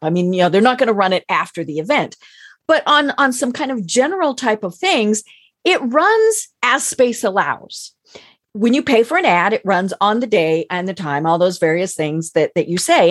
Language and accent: English; Denver, Colorado, United States; now in Atlanta, United States; I'm from Denver, where for many years we had the Rocky Mountain News and the Denver Post